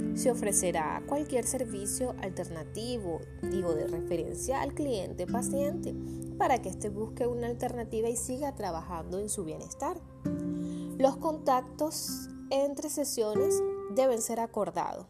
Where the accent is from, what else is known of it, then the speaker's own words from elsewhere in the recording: Venezuela; yo me encuentro en Venezuela